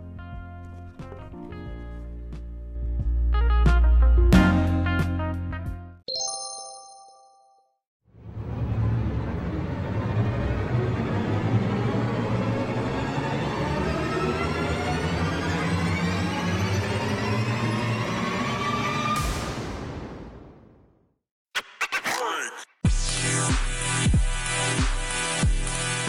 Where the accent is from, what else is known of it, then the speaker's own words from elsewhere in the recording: the American South, United States; growing up in the American South